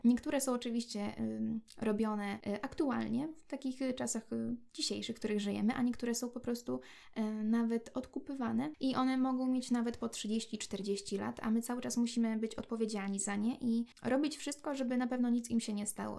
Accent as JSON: {"language": "Polish", "town": "Brańsk", "region": "Podlaskie Voivodeship", "country": "Poland", "said": "My oczywiście jesteśmy z Brańska"}